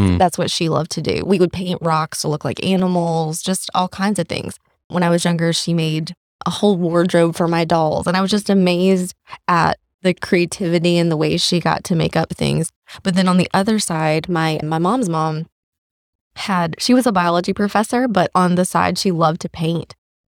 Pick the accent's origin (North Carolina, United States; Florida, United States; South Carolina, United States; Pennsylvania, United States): North Carolina, United States; Shelby; also born or lived in Raleigh, North Carolina; I grew up in Shelby, North Carolina.